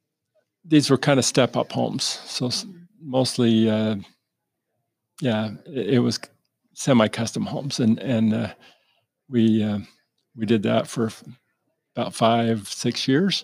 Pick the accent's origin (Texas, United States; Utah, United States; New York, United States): Utah, United States; Lehi; we grew up in Lehi